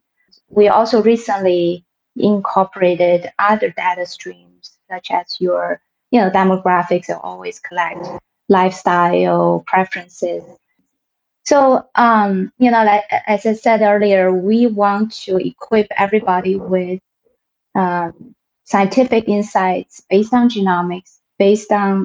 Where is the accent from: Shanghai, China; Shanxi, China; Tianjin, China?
Tianjin, China; moved away as an adult; now in Milwaukee, United States; I went to Nankai University in my hometown